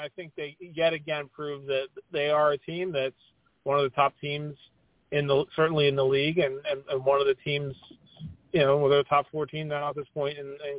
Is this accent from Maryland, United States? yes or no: no; Kansas, United States; we're both from Kansas